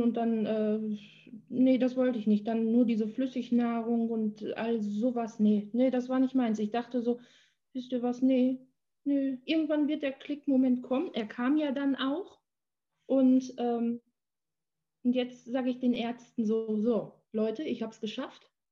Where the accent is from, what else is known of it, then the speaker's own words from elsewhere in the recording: Menden, North Rhine-Westphalia, Germany; moved away; in meiner Heimatstadt. Also ich fahre dann immer eine halbe Stunde nach, nach Menden.